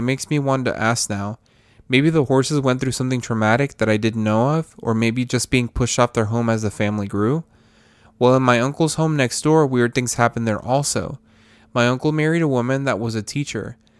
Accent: Mexico; I grew up in Mexico, in a small town between San Luis Potosí and Zacatecas.

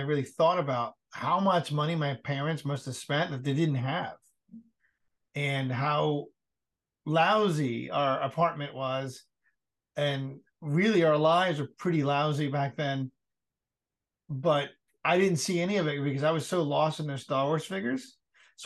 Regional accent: New York City, New York, United States; moved away; also born or lived in Cincinnati; we grew up in the Bronx and we just didn't have a lot of money

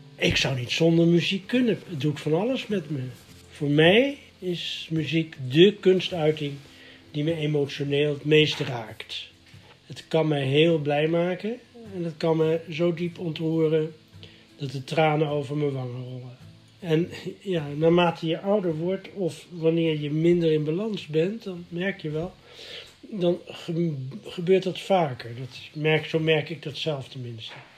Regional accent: The Hague, South Holland, Netherlands; In mijn jeugd was er in Den Haag

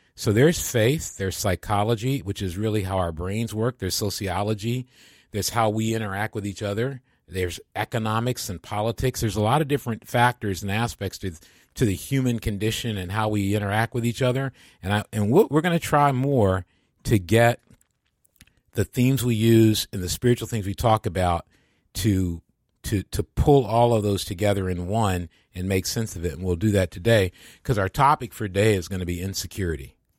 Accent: Midwest, United States; moved away as an adult; also born or lived in Boston; I was from the Midwest

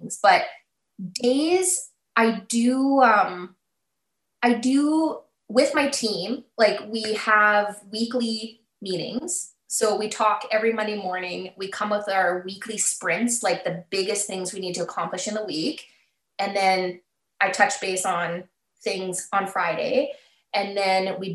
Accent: Alberta, Canada; moved away as an adult; also born or lived in Calgary, Canada; now in Saskatoon, Canada; I grew up in Alberta and I was in Calgary before Saskatoon.

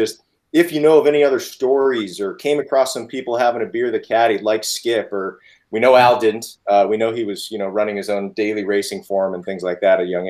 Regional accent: Phoenix, Arizona, United States; I grew up in Phoenix, Arizona

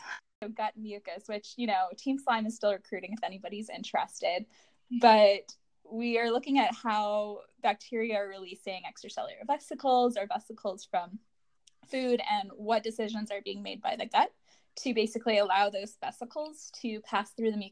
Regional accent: Colorado, United States; I'm from Colorado

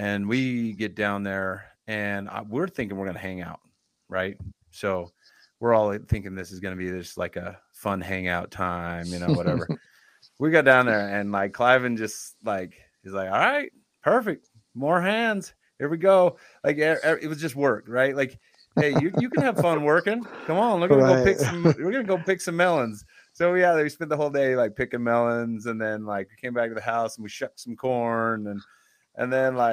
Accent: St. George, Utah, United States; also born or lived in Missouri; I grew up more in St. George

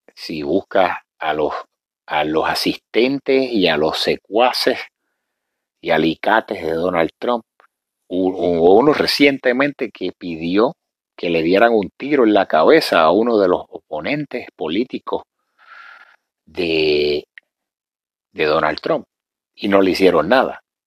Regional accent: Puerto Rico; nosotros los puertorriqueños, yo me considero parte negro

